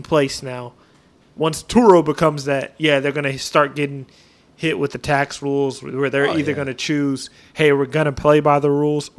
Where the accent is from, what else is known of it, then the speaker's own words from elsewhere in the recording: Northwest, United States; Like people are flipping out in Texas, but I'm from the Northwest. We have earthquakes.